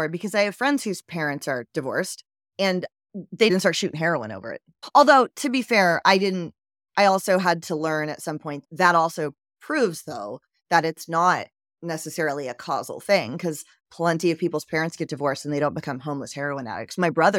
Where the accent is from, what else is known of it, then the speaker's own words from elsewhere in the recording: Georgia, United States; also born or lived in Philippines; I grew up in Georgia. I actually lived in a bunch of different places.